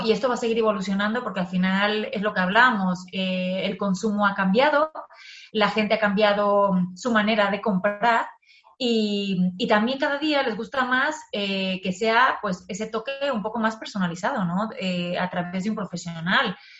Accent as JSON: {"language": "Spanish", "country": "Mexico", "moved": "yes", "lives_now": "Madrid, Spain", "said": "yo soy mexicana, pero sí que es verdad que toda mi, mi familia, mis cuatro abuelos, son españoles"}